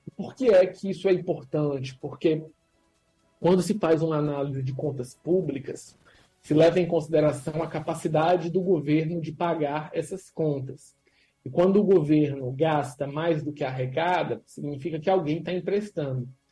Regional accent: Brazil; a gente é brasileiro

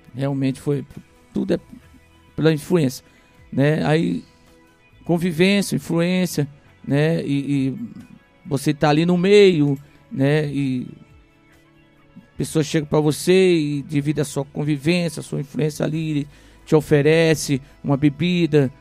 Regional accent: Rio de Janeiro, Brazil; now in Ipueiras, Brazil; eu ainda criança, não cresci no Ceará, cresci no Rio de Janeiro né, minha fase da adolescência, juventude, até a fase adulta foi no Rio de Janeiro

